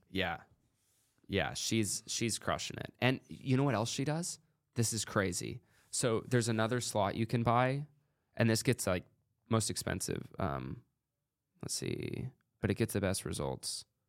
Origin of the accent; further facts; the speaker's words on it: United States; also born or lived in Oregon; I'm American